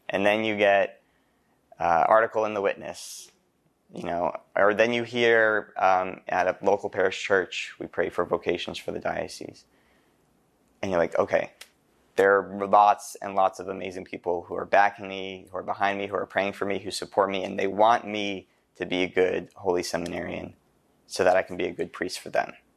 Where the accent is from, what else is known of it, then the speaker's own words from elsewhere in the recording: Carlisle, Pennsylvania, United States; I'm from Saint Patrick's Church in Carlisle